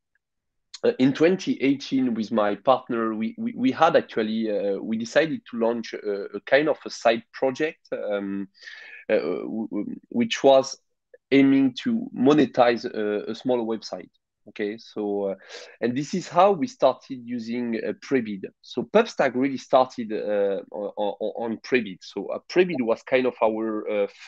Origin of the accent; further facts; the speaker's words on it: France; accent: French; English is a second language; I'm French with my accent